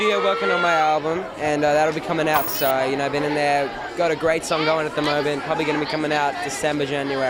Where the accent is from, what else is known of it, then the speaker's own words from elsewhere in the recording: Australia; moved away; Australia's always going to be home